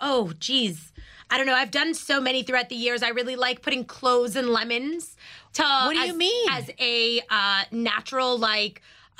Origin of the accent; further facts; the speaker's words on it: New York City, New York, United States; I grew up in Queens, so they didn't have, like, Walmarts near me